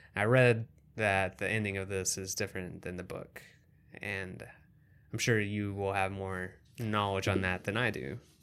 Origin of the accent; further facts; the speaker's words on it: Kentucky, United States; being in small town Kentucky where I grew up